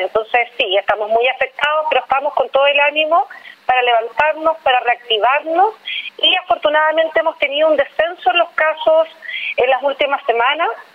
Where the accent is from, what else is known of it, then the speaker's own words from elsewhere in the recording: Magallanes and Chilean Antarctica, Chile; soy magallánica